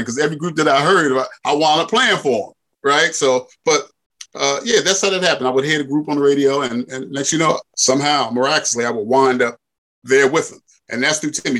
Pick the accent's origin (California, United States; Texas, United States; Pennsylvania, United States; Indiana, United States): Pennsylvania, United States; Philadelphia; I'm from Philly as well